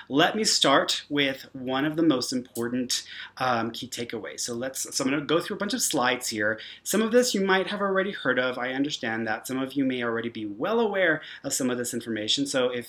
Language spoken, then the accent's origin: English; Houston, Texas, United States; moved away as an adult; now in Santa Fe, United States; I'm from Houston, Texas. Now I'm in New Mexico. I'm in Santa Fe, so that's where I am currently at.